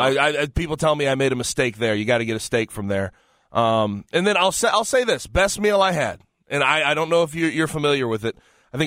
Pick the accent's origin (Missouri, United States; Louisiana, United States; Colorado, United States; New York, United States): Missouri, United States; St. Louis; I'm from St. Louis, so I'm familiar with the Hill